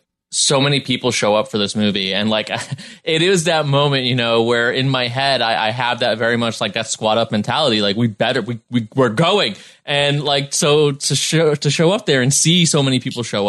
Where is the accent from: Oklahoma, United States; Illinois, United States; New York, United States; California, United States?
New York, United States; New York City; now in Los Angeles, United States; growing up in the Bronx and, you know, my family being Caribbean